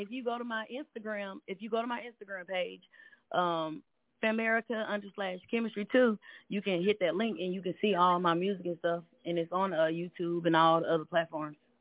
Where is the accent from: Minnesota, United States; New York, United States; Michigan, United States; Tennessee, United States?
Tennessee, United States; Nashville; accent: country; I'm from Nashville, Tennessee, aka Countryville.